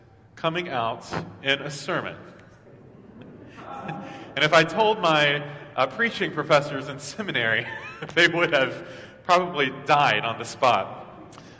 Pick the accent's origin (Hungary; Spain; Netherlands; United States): United States; Maryville, Tennessee; now in Atlanta, United States; my priest growing up in Maryville, Tennessee